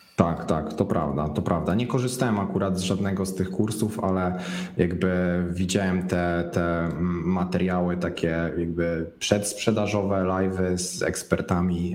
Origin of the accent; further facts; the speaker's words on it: Szczecin, West Pomeranian Voivodeship, Poland; ze Szczecina, bo jestem ze Szczecina